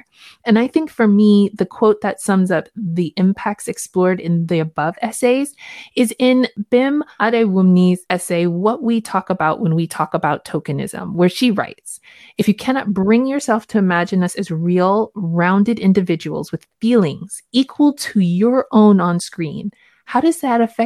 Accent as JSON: {"language": "English", "country": "United States", "tie": "born or raised there", "also_born_or_lived": "Jamaica (parents)", "moved": "as an adult", "lives_now": "United Kingdom", "said": "I was born in America."}